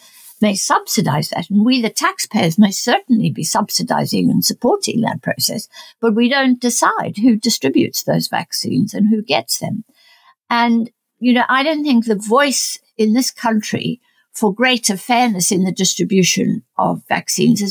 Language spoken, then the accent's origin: English; South Africa; moved away; I'm South African born. My family is in South Africa